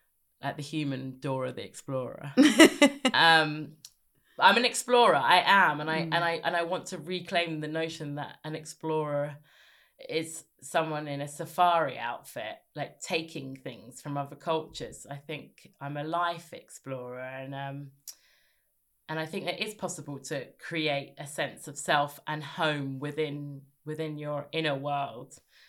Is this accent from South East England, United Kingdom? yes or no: yes; South East England, United Kingdom; also born or lived in Birmingham / South London; No, I was in Sussex when I grew up. I've sort of lived everywhere.